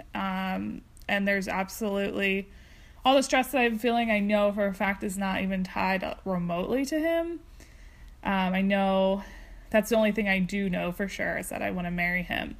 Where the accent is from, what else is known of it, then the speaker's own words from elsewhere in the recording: Delaware, United States; we're actually from Delaware